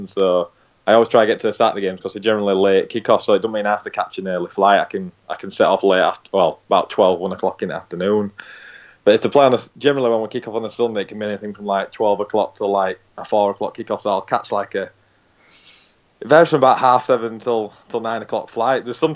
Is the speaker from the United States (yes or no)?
no; Halifax, Yorkshire and the Humber, United Kingdom; I'm actually Halifax. I was born and raised in Halifax.